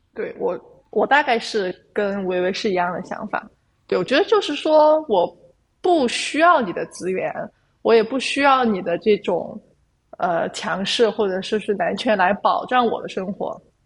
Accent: China; 做一个中国人

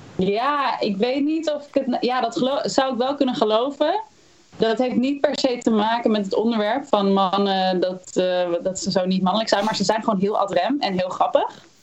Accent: Houten, Utrecht, Netherlands; ik ben geboren in Utrecht. Opgegroeid in Houten.

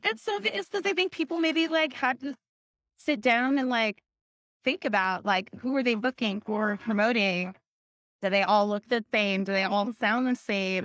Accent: Alaska, United States; now in Seattle, United States; I'm from Alaska

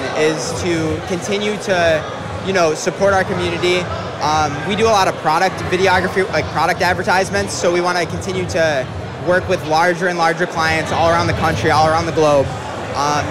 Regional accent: Clarence, New York, United States; Adam and I grew up in Clarence, New York

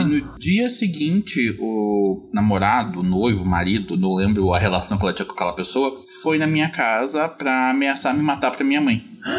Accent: Curitiba, Paraná, Brazil; Sou de Curitiba

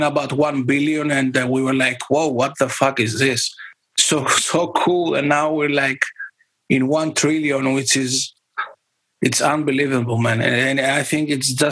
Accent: Greece; I'm from Greece

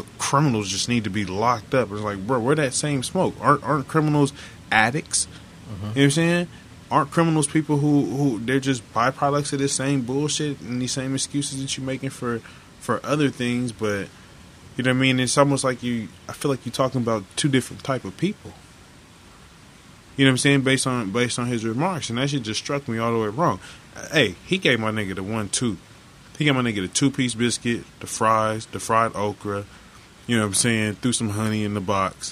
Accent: Oklahoma, United States; moved away; I grew up in Oklahoma

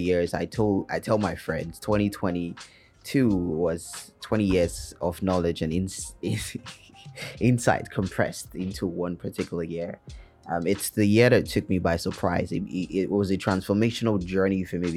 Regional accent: Nigeria; now in Lagos, Nigeria; being a Nigerian and living in Lagos especially

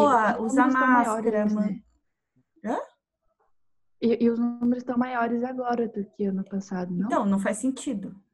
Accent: South Korea; Portuguese is a second language; now in Brazil; Assim, eu sou daquela. Eu sou coreana, né?

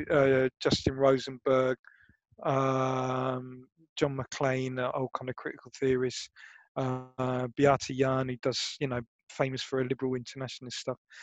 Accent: Brighton, South East England, United Kingdom; University of Sussex because I was lazy and it was my hometown. Do you know what I mean? Like it was Brighton

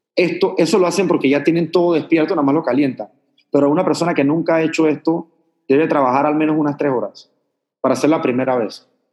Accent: Panama; yo vengo de Panamá

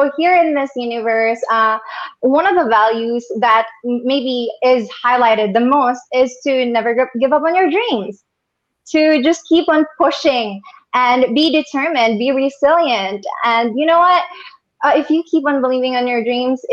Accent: Catanduanes, Bicol Region, Philippines; I am from Catanduanes, Happy Island. So I'm saying hi to all my Catanduanan, fellow Catanduanans

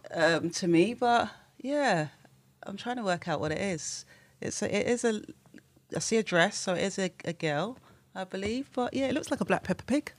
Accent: London, United Kingdom; I was born and raised in Tottenham, South London

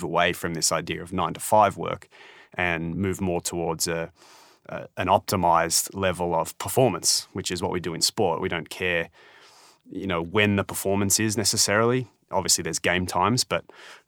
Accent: Australia; I'm Australian

